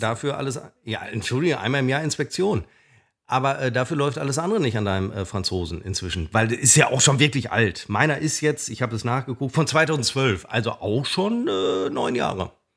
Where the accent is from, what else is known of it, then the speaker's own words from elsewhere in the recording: Münster, North Rhine-Westphalia, Germany; Da joggte ich durch meinen Heimatort Hiltrup und kam an meiner alten Schule vorbei.